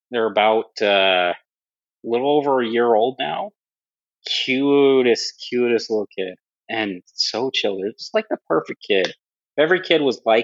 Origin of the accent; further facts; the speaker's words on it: Southeast Idaho, United States; I grew up in Southeast Idaho